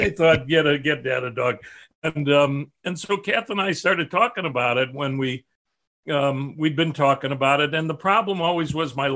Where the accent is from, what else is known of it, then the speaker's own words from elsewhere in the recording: Chicago, Illinois, United States; my family south side of chicago and no artistic uh, nature there but i did hear that my grandfathers were cantors and mohels and and shochets